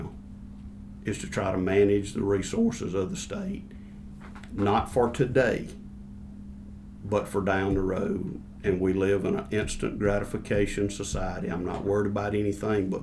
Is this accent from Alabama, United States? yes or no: yes; Alabama, United States; I grew up in Alabama. I'm still here.